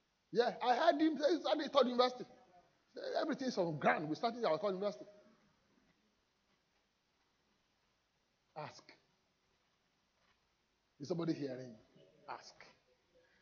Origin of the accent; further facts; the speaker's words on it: Nigeria; now in United Kingdom; as a Nigerian